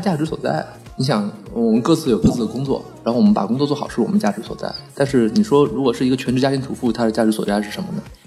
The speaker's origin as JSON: {"language": "Chinese", "town": "Liuzhou", "region": "Guangxi", "country": "China", "moved": "yes", "said": "就是我是柳州人"}